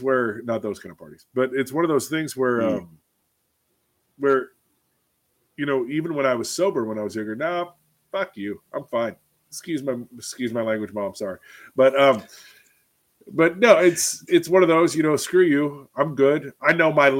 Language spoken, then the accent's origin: English; Alaska, United States; I am from Alaska